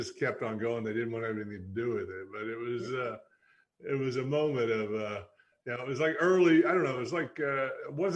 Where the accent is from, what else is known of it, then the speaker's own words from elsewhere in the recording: Maggie Valley, North Carolina, United States; we grew up in the Smokies, and my parents had a house before we moved to Maggie Valley